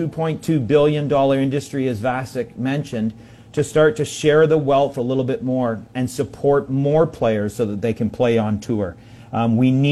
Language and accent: English; Canada; as a Canadian that grew up playing tennis across this country